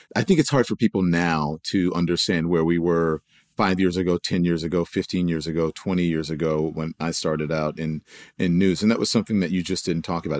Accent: Louisiana, United States; growing up in Louisiana

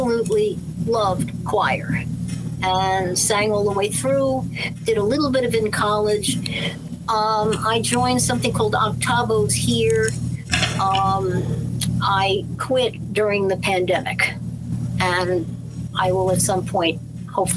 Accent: Scarsdale, New York, United States; I grew up in Scarsdale.

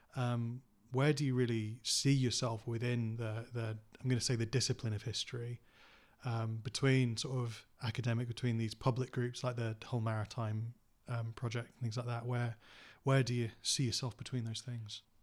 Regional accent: Cottingham, Yorkshire and the Humber, United Kingdom; I grew up in Cottingham

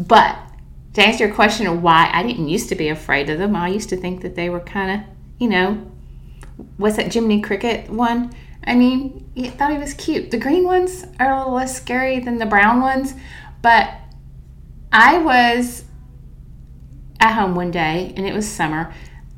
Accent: the South, United States; I'm from the South

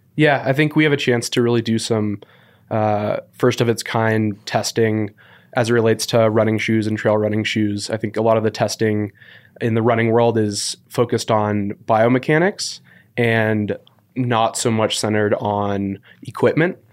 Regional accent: San Francisco, California, United States; moved away as an adult; also born or lived in Walla Walla, Washington; born and raised in San Francisco

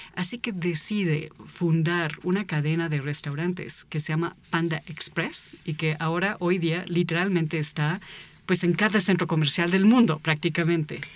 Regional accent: United States; now in Mexico; yo nací en Estados Unidos y fui niña en una parte del país donde justamente entrenan

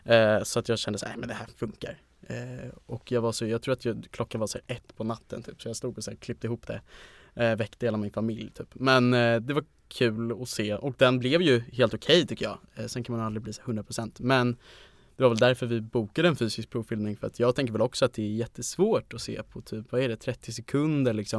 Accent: Stockholm, Stockholm County, Sweden; jag är 20, kommer från Stockholm

